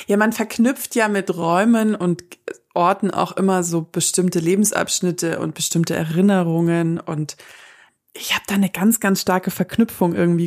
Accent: Southern Germany, Germany; wir wohnen ja im Süden von Deutschland und ich komme auch aus der Gegend

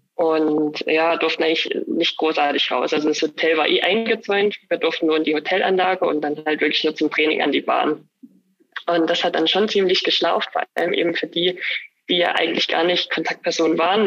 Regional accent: Annaberg-Buchholz, Saxony, Germany; also born or lived in Oberwiesenthal; ich bin ja gebürtig aus Annaberg, bin auch in Buchholz dann in die Grundschule gegangen

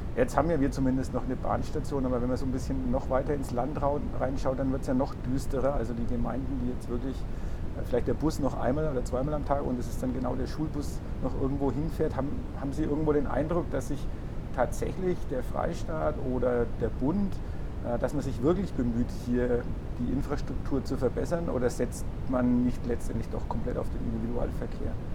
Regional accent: Bad Windsheim, Bavaria, Germany; moved away; bin in meine Heimatgemeinde gefahren

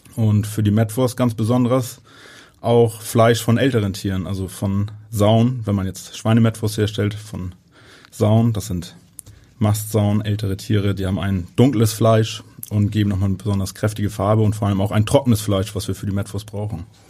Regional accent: Northern Germany, Germany; bei uns in Norddeutschland

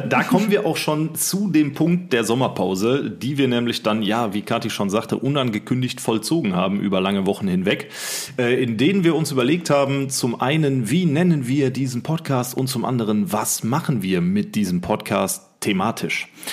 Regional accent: Rhein-Sieg-Kreis, North Rhine-Westphalia, Germany; wir kommen aus dem Rhein-Sieg-Kreis, sind hier beheimatet

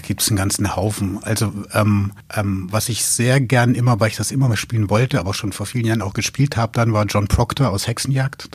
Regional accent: Coburg, Bavaria, Germany; moved away as an adult; now in Braunschweig, Germany; Ich komme ja aus Coburg, aus Franken gebürtig

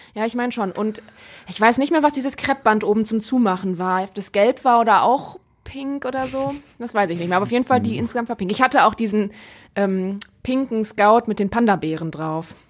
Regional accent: Rhineland, Germany; now in Essen, Germany; im Rheinland, wo ich herkomme

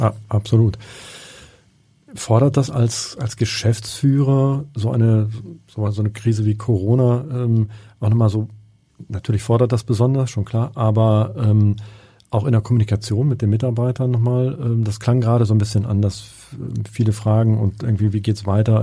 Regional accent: Hamburg, Germany; als Hamburger

